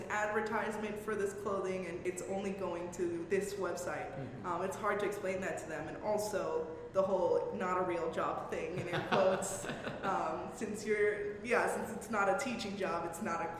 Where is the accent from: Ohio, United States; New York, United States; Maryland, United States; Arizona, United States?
New York, United States; Bronx; We're from the Bronx. We'll take anything.